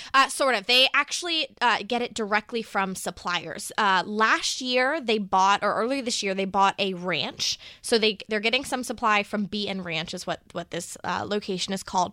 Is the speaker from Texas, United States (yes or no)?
yes; Texas, United States; my home state of Texas